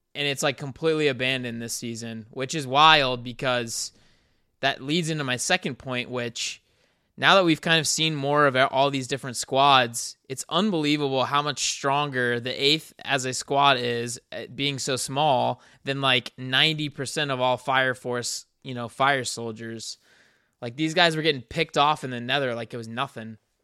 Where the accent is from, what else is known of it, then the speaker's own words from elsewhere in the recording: South Carolina, United States; me and Ricky are both from the South. We're from South Carolina